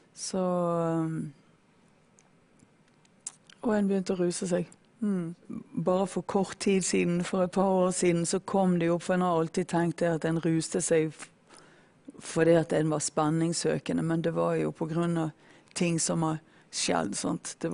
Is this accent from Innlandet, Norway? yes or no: no; Bergen, Vestland, Norway; Jeg er fra Bergen, og, men eh, min far er fra Florø.